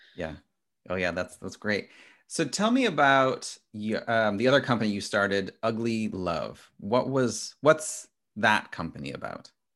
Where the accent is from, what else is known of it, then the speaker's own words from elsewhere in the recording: United States; as an American